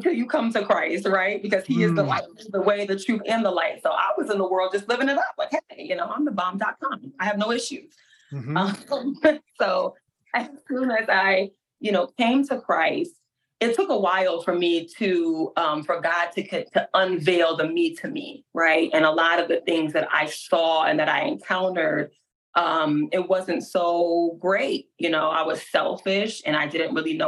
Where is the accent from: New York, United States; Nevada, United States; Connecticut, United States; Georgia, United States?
Connecticut, United States; Hartford; moved away as an adult; now in Alabama, United States; I'm from Hartford, Connecticut, and now I'm in good old Alabama